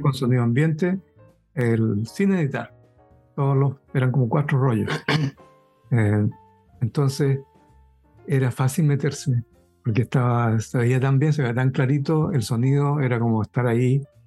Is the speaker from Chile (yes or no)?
yes; Chile; moved away; yo me fui de Chile al año 79